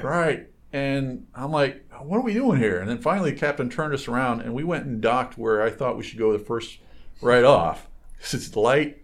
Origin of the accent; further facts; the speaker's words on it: Michigan, United States; I grew up on boats in Michigan